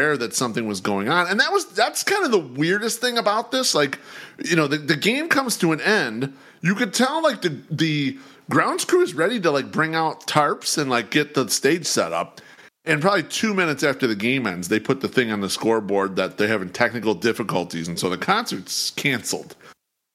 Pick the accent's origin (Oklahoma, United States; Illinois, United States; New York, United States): Illinois, United States; Chicago; I grew up in Bridgeport before it was nice